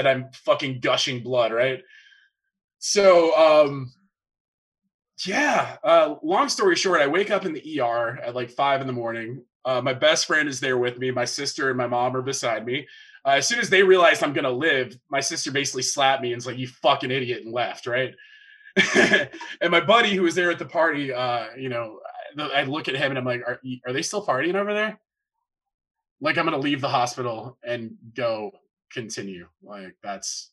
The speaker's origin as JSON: {"language": "English", "region": "the South", "country": "United States", "said": "another thing Southerners do is we have the one living room that you don't actually go in."}